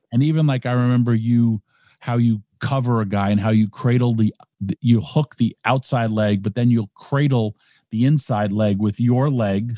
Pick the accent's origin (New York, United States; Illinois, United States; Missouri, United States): New York, United States; Yonkers; my first ever tryout was in my hometown